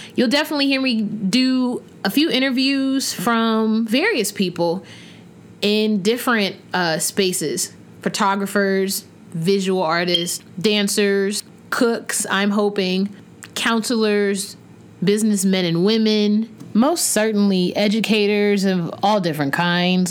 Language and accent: English; Huntsville, Alabama, United States; moved away as an adult; now in Maryland, United States; I was born and raised in Huntsville, Alabama